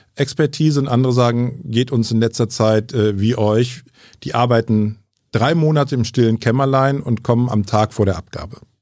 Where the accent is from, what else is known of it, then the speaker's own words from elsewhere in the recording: Bonn, North Rhine-Westphalia, Germany; also born or lived in Franconia; Gebürtiger Franke, aber in Bonn aufgewachsen